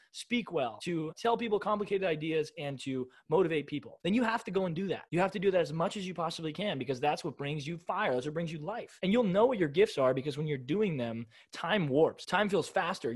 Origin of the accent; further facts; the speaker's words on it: United States; I was born in America in 1998, but in the 21st century is where I live, right? In America